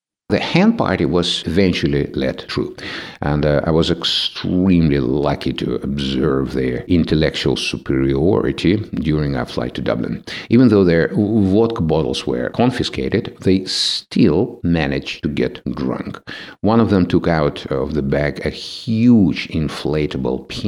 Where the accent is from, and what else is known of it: Russia